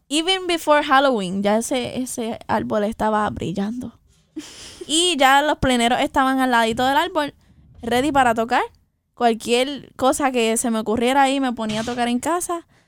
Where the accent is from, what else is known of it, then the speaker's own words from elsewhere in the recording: Puerto Rico; Y somos, ambas somos puertorriqueñas, de pura cepa